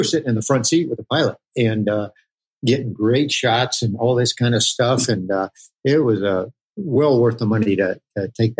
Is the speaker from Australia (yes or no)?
no; Germany; my parents were international missionaries. And so we grew up in Germany